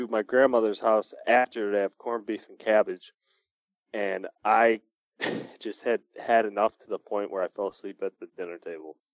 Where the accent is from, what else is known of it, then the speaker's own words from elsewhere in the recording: Oak Lawn, Illinois, United States; I was from Oak Lawn, which was right outside the city.